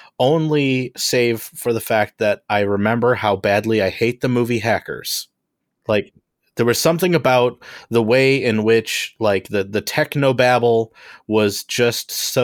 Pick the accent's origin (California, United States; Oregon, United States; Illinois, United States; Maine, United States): Illinois, United States; Homewood; I am from Homewood, Illinois.